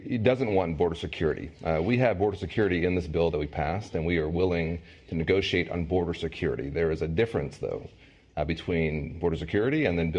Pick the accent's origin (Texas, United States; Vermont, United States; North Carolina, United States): Texas, United States; I'm from Texas.